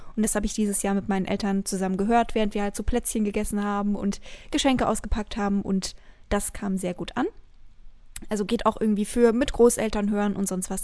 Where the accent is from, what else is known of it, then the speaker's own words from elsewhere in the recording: Bavaria, Germany; ich komme aus Bayern und Leute denken, ich komme aus einem Kaff mit mehr Kühen als Menschen, ist es tatsächlich nicht so